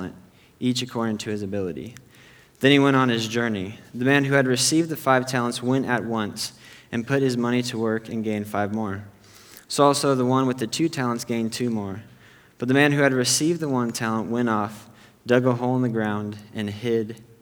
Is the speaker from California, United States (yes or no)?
yes; Temecula, California, United States; also born or lived in Chicago area; I'm from the Temecula area